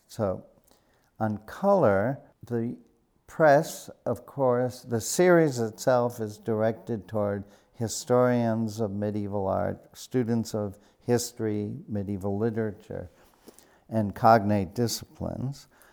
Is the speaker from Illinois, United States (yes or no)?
yes; Chicago, Illinois, United States; I was born on the south side of Chicago and grew up there near Midway Airport